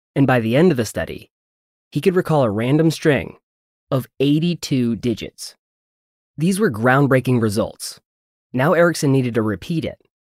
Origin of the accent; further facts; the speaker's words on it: North Carolina, United States; it's my hometown area code